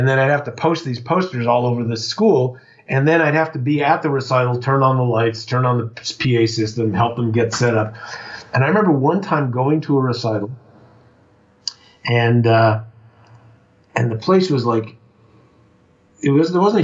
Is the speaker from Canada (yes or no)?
yes; Montreal, Quebec, Canada; moved away as an adult; also born or lived in Toronto / Boston; I was from Montreal